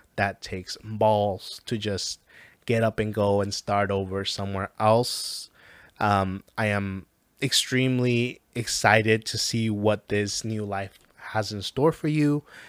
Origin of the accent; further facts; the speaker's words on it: Mexico; I am from Mexico.